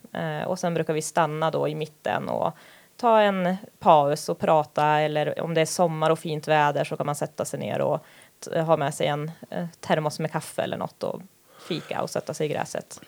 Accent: Härnösand, Västernorrland County, Sweden; jag är uppvuxen här

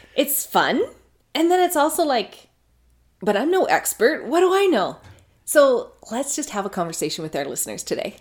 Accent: Canada; I'm Canadian.

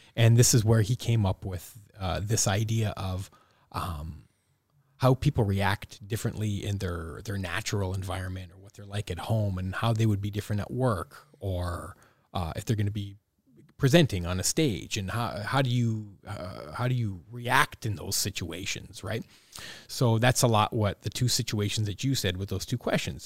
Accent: Welland, Ontario, Canada; growing up in Welland

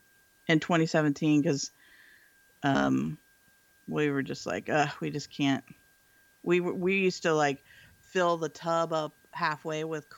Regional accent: Texas, United States; now in San Francisco Bay Area, United States; I grew up in Texas.

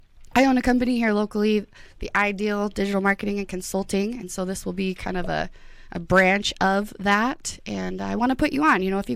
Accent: Idaho Falls, Idaho, United States; moved away as an adult; now in Boise, United States; I'm 30 years old. I'm from Southeast Idaho, Idaho Falls, Idaho, to be exact.

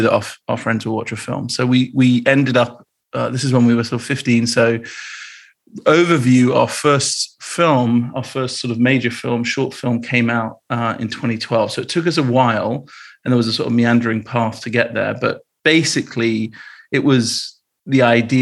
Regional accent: Bristol, South West England, United Kingdom; I grew up in Bristol in the UK

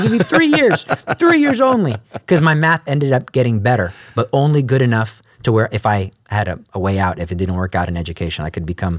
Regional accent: Alief, Texas, United States; Because I came from Alief, so that's like a lower income school.

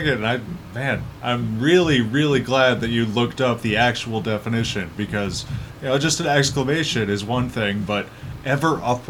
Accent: Minneapolis, Minnesota, United States; I am from Minneapolis.

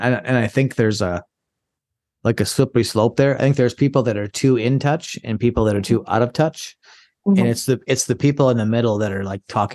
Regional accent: Minnesota, United States; a conservative from Minnesota, so I'm a conservative in a blue state.

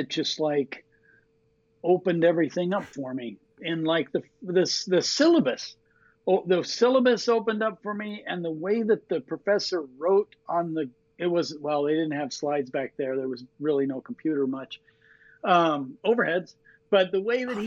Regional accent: Colorado, United States; moved away as an adult; also born or lived in Seattle; now in Missoula, United States; I grew up in Colorado

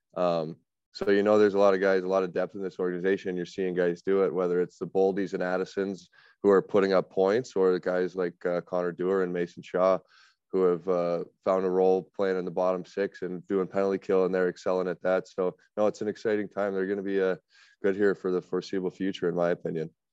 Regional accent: Alberta, Canada; moved away; also born or lived in Southern Ontario; growing up in Alberta

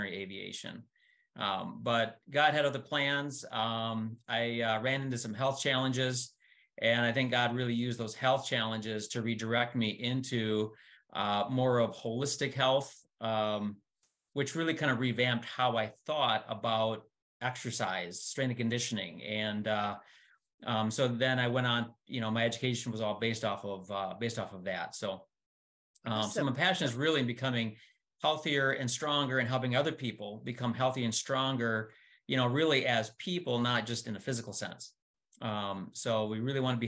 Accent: Wisconsin, United States; we're both from Wisconsin

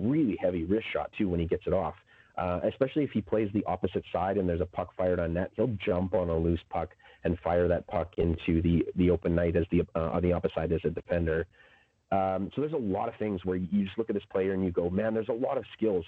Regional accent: Saskatchewan, Canada; I'm from Saskatchewan

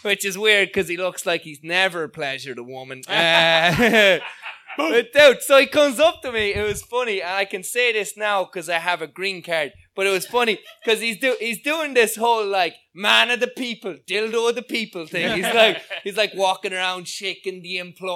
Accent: Ireland; moved away as an adult; also born or lived in Florida

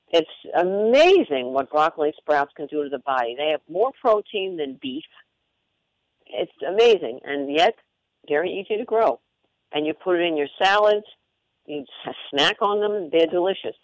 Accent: Long Island, New York, United States; I'm Italian, and I grew up on Long Island

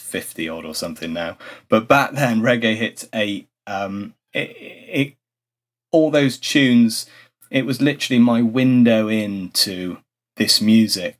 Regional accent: Bristol, South West England, United Kingdom; accent: Bristolian; I spent my early years in growing up in inner city Bristol, and then my teens, my parents then moved out so we could have a bigger garden, and it was a bit further out in Bristol

